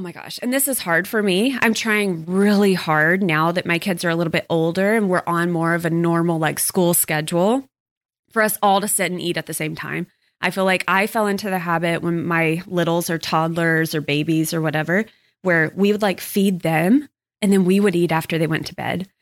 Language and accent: English; Texas, United States; growing up in Texas